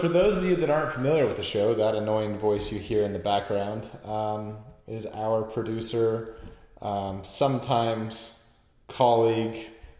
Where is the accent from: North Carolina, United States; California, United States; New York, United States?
California, United States; Northern; I grew up in Northern California